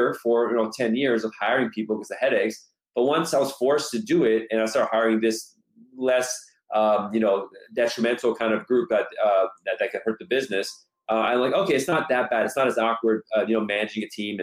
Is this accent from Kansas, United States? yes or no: no; Los Angeles, California, United States; my family's originally from Iran. I was born here myself, born and raised in Los Angeles for the most part.